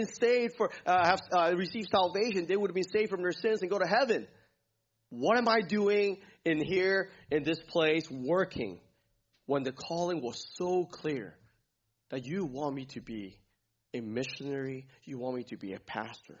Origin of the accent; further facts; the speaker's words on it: Hong Kong; moved away; I grew up in Hong Kong